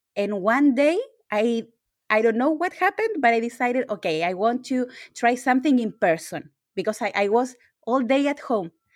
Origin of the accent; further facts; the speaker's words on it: Chile; I'm from Chile